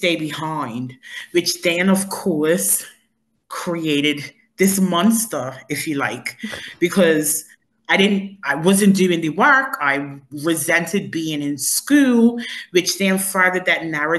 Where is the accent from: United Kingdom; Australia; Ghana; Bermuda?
Bermuda; I am originally from Bermuda and I grew up in paradise.